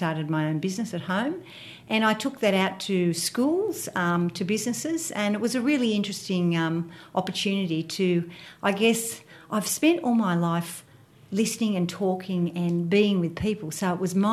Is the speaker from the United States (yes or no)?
no; Fairfield, New South Wales, Australia; accent: Western Suburbs twang; I was born in Fairfield and I went to school there as well, primary and high school.